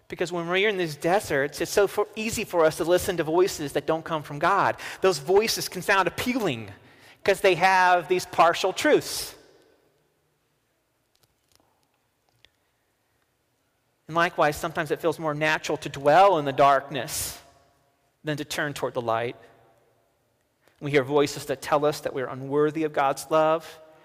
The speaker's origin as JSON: {"language": "English", "region": "the South", "country": "United States", "accent": "southern", "said": "my southern accent"}